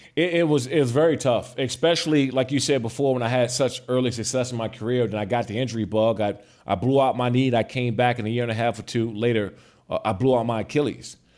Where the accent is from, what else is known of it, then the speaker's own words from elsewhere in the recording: Prince George's County, Maryland, United States; I grew up in Prince George's County, Maryland